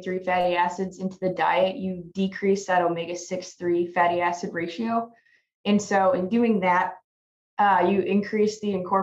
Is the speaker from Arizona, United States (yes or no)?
no; Oakland, Nebraska, United States; moved away as an adult; now in Manhattan, United States; I'm originally from Oakland, Nebraska, but I did my undergrad here at K-State